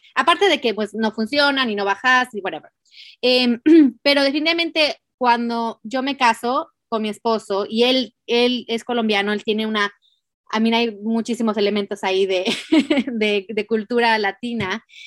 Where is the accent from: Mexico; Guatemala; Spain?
Mexico; nací en México